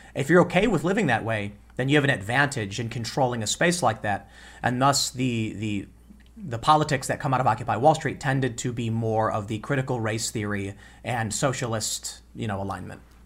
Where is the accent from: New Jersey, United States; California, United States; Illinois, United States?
Illinois, United States; Chicago; when I was a kid growing up in Chicago